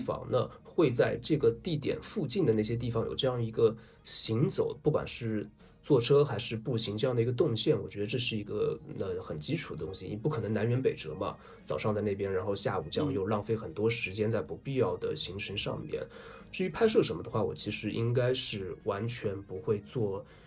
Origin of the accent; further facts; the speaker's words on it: Zhejiang, China; 对我们浙江人来说